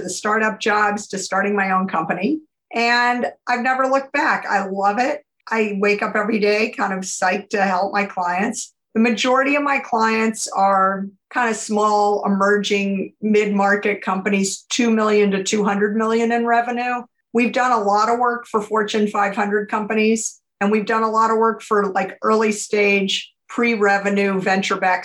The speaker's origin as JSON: {"language": "English", "town": "New Orleans", "region": "Louisiana", "country": "United States", "tie": "born or raised there", "also_born_or_lived": "Tennessee", "said": "I grew up really in New Orleans and I'm the oldest of three kids"}